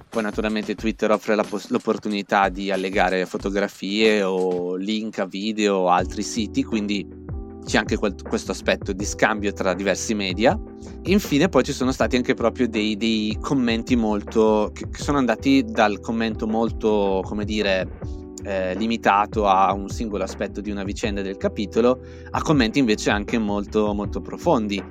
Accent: Val Camonica, province of Brescia, Lombardy, Italy; moved away as an adult; also born or lived in Milan; now in New York, United States; Io sono originario della Valle Camonica, in provincia di Brescia

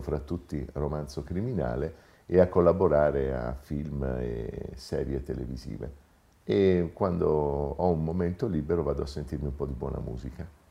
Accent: Taranto, Apulia, Italy; moved away as an adult; now in Rome, Italy; Sono nato a Taranto molti anni fa, sono emigrato a Roma per l'università

